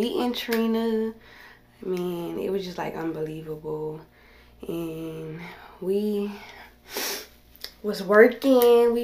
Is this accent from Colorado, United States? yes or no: no; New Orleans, Louisiana, United States; I'm from New Orleans, Louisiana